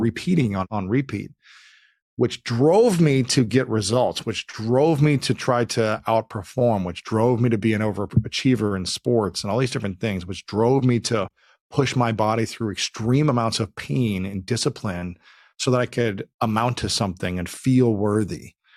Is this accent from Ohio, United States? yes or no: yes; Delaware, Ohio, United States; moved away as an adult; now in Los Angeles, United States; I grew up in Delaware, Ohio, just about thirty, forty minutes north of Columbus